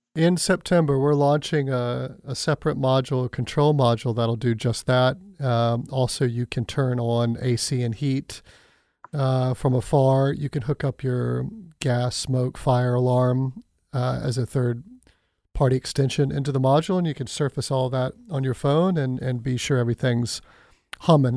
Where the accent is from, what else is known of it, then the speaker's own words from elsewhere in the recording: Pensacola, Florida, United States; moved away; I am looking forward to returning to my hometown this fall